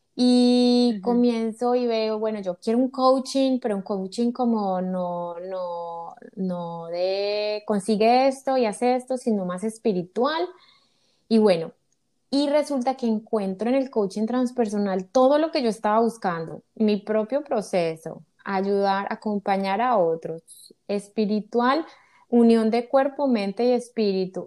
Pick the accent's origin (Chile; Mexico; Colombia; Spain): Colombia; moved away as an adult; now in United States; soy colombiana, Vivo en Estados Unidos hace seis años